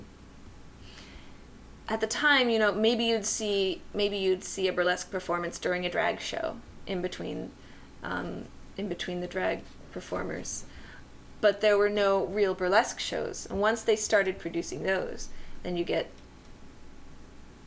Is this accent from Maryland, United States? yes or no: yes; Maryland, United States; moved away; That's my home state. Maryland.